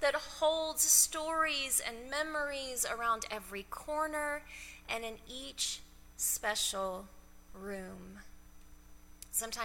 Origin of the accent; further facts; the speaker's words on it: Texas, United States; moved away as an adult; also born or lived in Loveland, Colorado / Central City, Colorado / Cheyenne, Wyoming; now in Denver, United States; the church that I grew up in Ty, Texas